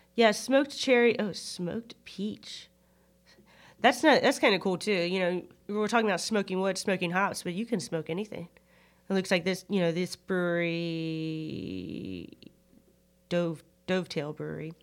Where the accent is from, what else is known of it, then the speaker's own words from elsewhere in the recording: United States; I'm American